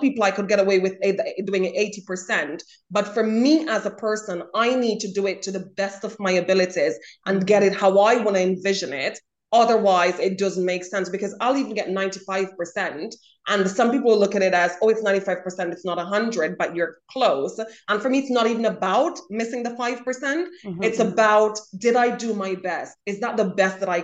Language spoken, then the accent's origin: English; Jamaica; I grew up in Jamaica